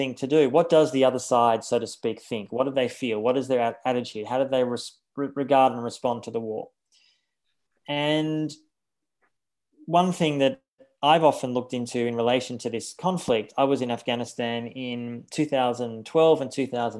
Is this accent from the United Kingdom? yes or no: no; Australia; Australia, the country I'm from, I'm actually a dual citizen. I'm an Australian and a German citizen, but I was born in Australia